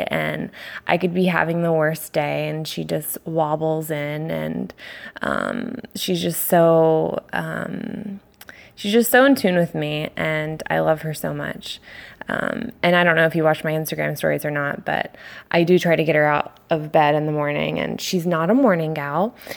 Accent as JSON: {"language": "English", "town": "Annapolis", "region": "Maryland", "country": "United States", "tie": "born or raised there", "moved": "as an adult", "lives_now": "San Diego, United States", "said": "I am from Annapolis, Maryland, grew up there, um, and I've been in San Diego, California for four years now"}